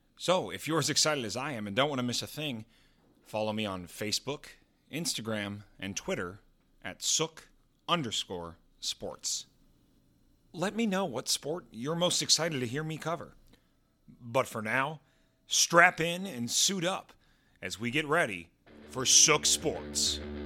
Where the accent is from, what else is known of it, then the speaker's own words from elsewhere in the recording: Texas, United States; now in New York City, United States; Growing up in Texas, of course, I'm a huge football guy, but now I live in one of the greatest sports cities in the world, New York.